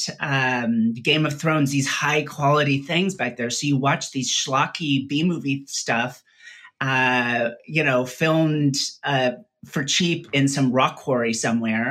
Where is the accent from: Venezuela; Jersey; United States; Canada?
United States; Salinas, California; also born or lived in La Jolla, San Diego / Palo Alto / Santa Cruz / Pittsburgh; I grew up in Salinas, California, Monterey